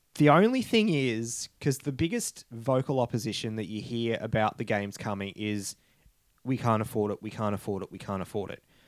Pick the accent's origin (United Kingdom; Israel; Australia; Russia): Australia; Toowoomba, Queensland; now in Brisbane, Australia; my hometown, Toowoomba